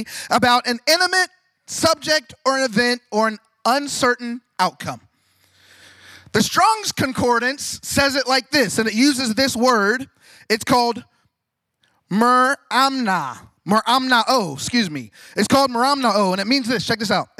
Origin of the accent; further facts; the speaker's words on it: Ohio, United States; now in Fort Pierce, United States; I grew up here in Ohio